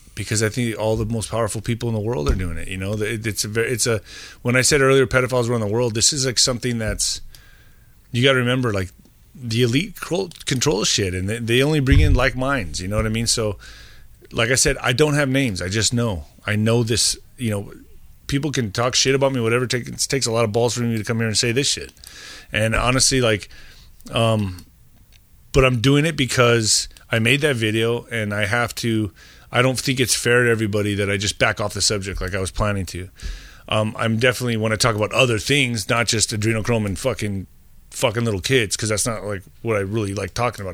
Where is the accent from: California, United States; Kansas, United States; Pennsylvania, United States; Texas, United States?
Texas, United States; El Paso; I grew up in El Paso, uh, next to Juarez